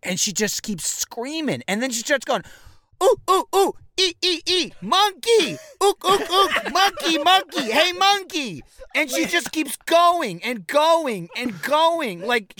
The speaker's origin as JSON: {"language": "English", "country": "United States", "tie": "born or raised there", "moved": "yes", "said": "I grew up like in New York, New Jersey."}